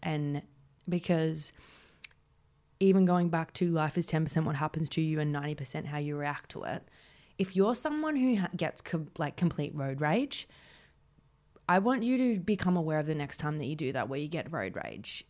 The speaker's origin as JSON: {"language": "English", "town": "Warragul", "region": "Victoria", "country": "Australia", "tie": "born or raised there", "moved": "as an adult", "lives_now": "Melbourne, Australia", "said": "Warrigal, which was my hometown"}